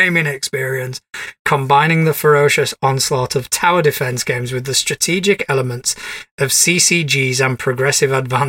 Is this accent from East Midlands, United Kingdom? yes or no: yes; East Midlands, United Kingdom; I'm from Nottinghamshire in England.